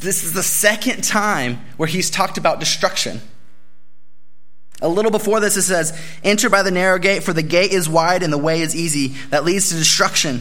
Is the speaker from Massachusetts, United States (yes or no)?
no; Bakersfield, California, United States; I'm from Bakersfield